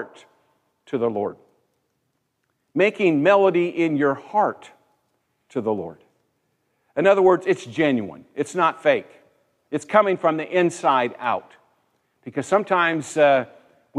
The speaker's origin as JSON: {"language": "English", "country": "United States", "tie": "born or raised there", "said": "I was born here. I'm an American citizen."}